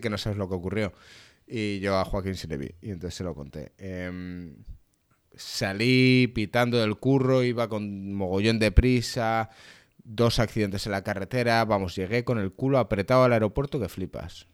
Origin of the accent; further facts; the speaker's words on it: Spain; soy español